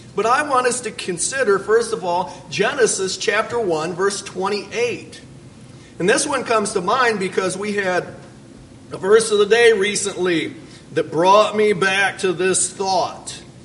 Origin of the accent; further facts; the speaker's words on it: Fort Wayne, Indiana, United States; I'm from Fort Wayne, Indiana